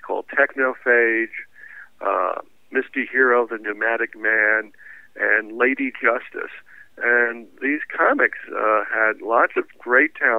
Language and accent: English; New York City, New York, United States; I'm a New Yorker in the sense that I don't even have a driver's license